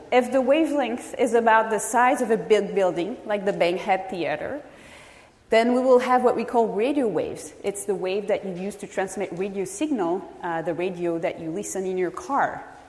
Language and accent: English; France; moved away as an adult; now in California, United States; I am originally from France